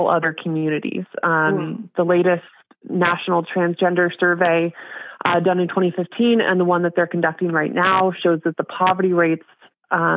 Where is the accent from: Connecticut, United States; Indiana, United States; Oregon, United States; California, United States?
Oregon, United States; Portland; I'm from Portland